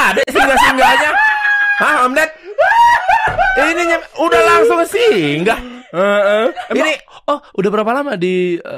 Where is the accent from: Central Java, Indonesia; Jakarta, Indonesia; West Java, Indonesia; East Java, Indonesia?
West Java, Indonesia; Bandung; born there; Ya gue lahir di Bandung.